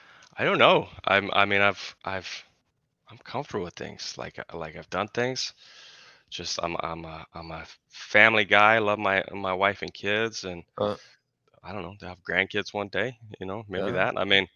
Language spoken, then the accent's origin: English; Colorado, United States; also born or lived in Kentucky / Tennessee; now in Oregon, United States; we're from Colorado. I lived in Kentucky for a while.